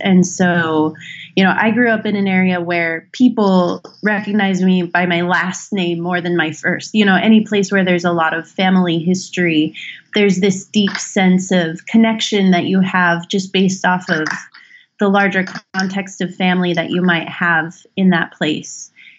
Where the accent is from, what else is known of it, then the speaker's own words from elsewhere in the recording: rural Idaho, United States; moved away as an adult; now in Northern Virginia, United States; I grew up in rural Idaho in a town of about 3,000 people. Grew up in an area where my great-great-great-grandparents homesteaded back in the late 1800s, early 1900s. It was a river valley area in Idaho